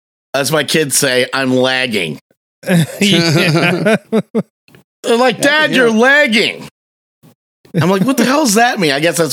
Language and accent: English; Michigan, United States; I'm from Michigan and we have a lot of Faygo here